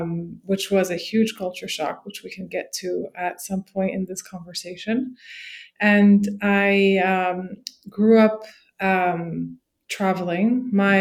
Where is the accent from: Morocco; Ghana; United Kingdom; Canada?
Morocco; parents put us in Moroccan school, so we were not the traditional expat family living in a U.S. bubble. I grew up in Moroccan schools studying chemistry and math and geography and geology and history, all in Arabic and French.